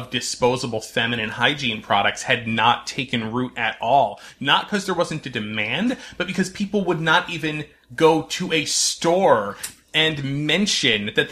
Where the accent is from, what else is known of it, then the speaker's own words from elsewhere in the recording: North Branford, Connecticut, United States; my hometown of North Brantford, Connecticut